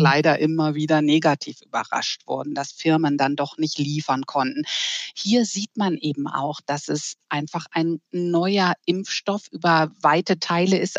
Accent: Germany; bei uns in Deutschland

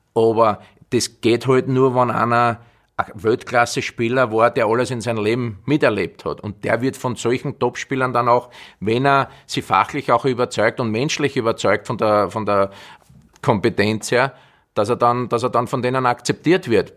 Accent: Austria; ich bin jetzt ein Österreicher, bin kein Brasilianer

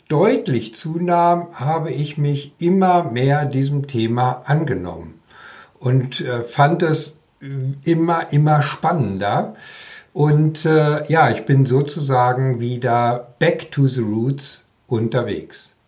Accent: North Rhine-Westphalia, Germany; wohne seit vielen Jahren im Land zwischen den Meeren. Ja, also in Schleswig-Holstein, auch wenn ich ein Kind des Ruhrgebiets bin.

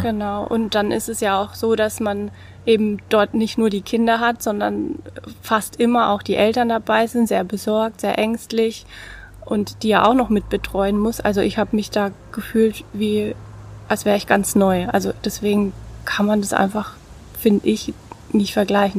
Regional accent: Bad Kissingen, Bavaria, Germany; moved away as an adult; also born or lived in Baden-Württemberg / Mosbach / Heidelberg; Ich komme aus Bad Kissing, bin auch dort äh, in die Schule gegangen und dort aufgewachsen

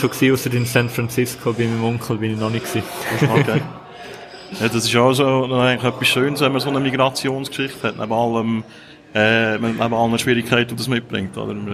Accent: Zurich, Switzerland; In Zürich, im äh, Kreis 3.

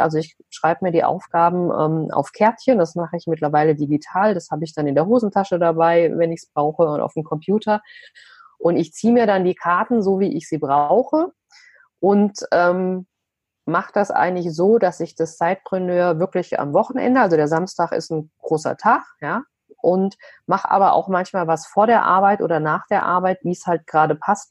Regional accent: Vogelsberg, Hesse, Germany; moved away as an adult; also born or lived in Frankfurt; dass ich ein Landei bin aus dem Vogelsberg, also aus einem kleinen, wirklich Mini-Dorf

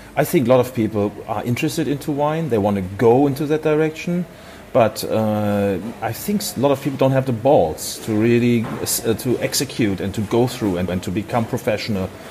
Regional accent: Hamburg, Germany; I'm from Hamburg, Germany.

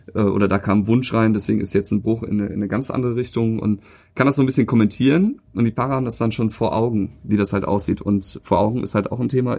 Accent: Cologne, North Rhine-Westphalia, Germany; Ich bin ja auch hier in der Gegend groß geworden

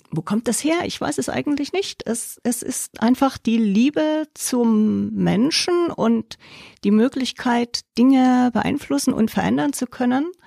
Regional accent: Germany; moved away as an adult; also born or lived in Allgäu; now in Enzkreis, Germany; Flucht aus der DDR kurz vor dem Mauerfall.

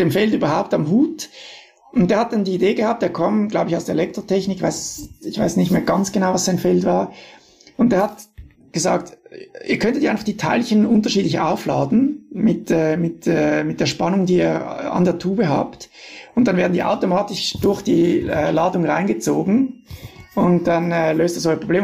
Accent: Switzerland; als Schweizer

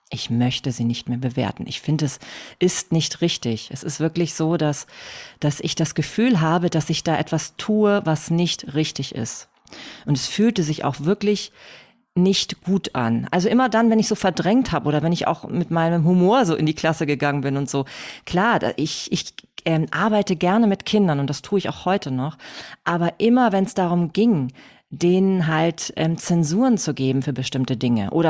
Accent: Hamburg, Germany; Ähm, ja, also … wie schon, wie schon gehört. Ich komme aus Hamburg.

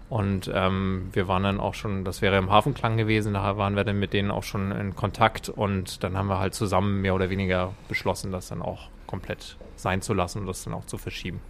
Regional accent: Flensburg, Schleswig-Holstein, Germany; moved away; also born or lived in Hamburg; ich komme ja eigentlich aus Flensburg

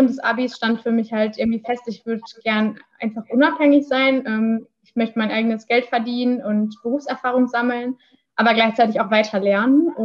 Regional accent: Iserlohn, North Rhine-Westphalia, Germany; jetzt komme ich aus der Region, äh, die nah, nah an der Fernuni Hagen liegt, ähm, quasi die Nachbarstadt Iserlohn.

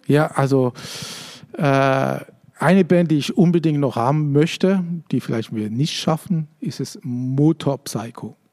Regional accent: Switzerland; ich bin Schweizer

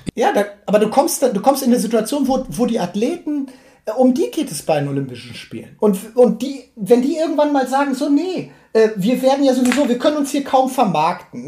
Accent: Münster, North Rhine-Westphalia, Germany; meine Geburtsstadt

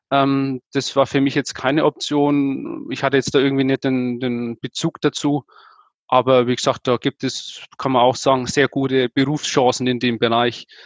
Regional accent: Nuremberg, Bavaria, Germany; Ich war jetzt, bin jetzt eher heimatverbunden. Wie gesagt, deswegen, ich komme aus Nürnberg. Ähm, Hof sind 150 Kilometer entfernt.

